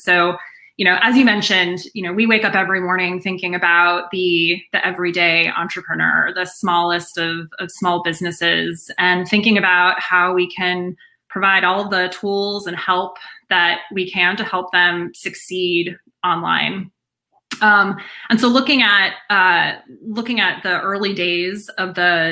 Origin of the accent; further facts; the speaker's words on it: Boston, Massachusetts, United States; I'm from the Boston area